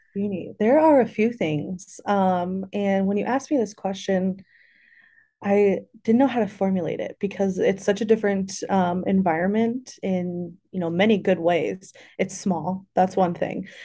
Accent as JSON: {"language": "English", "town": "Bloomington", "region": "Illinois", "country": "United States", "tie": "born or raised there", "also_born_or_lived": "Madison, Wisconsin", "lives_now": "Champaign, United States", "said": "I am from Central Illinois. I grew up in, uh, Bloomington, so not far from here"}